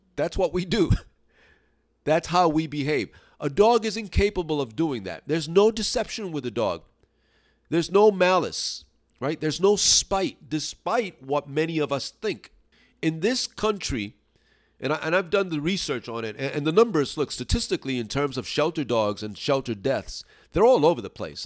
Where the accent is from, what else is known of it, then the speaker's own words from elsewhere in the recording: New York City, New York, United States; now in upstate New York, United States; I'm originally from New York City, Brooklyn, actually. And I'm now living in upstate New York